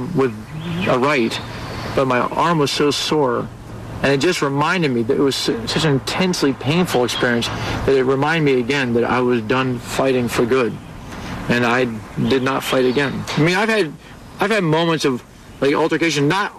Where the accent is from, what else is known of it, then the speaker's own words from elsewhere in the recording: Washington, District of Columbia, United States; I'm from Washington, D.C.